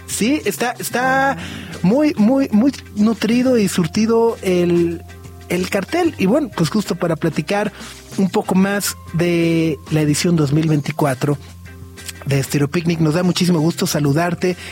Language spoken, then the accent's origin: Spanish; Mexico City, Mexico; Ya como chilango